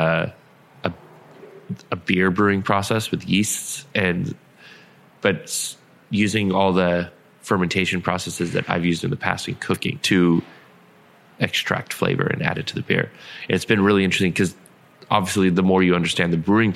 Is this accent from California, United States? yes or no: yes; San Diego, California, United States; moved away; I grew up in San Diego